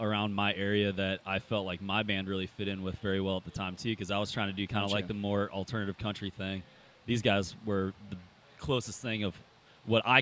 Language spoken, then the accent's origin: English; Illinois, United States; moved away; I'm from Illinois originally